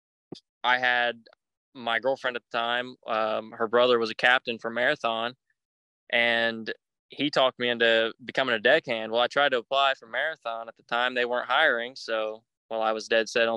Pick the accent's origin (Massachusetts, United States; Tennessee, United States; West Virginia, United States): West Virginia, United States; Huntington; I was born in Huntington, West Virginia, right across the river from Proctorville, Ohio in 2002